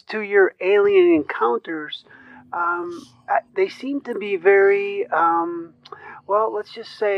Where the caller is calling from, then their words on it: Elburn, Illinois, United States; I currently reside in uh, Elburn, Illinois.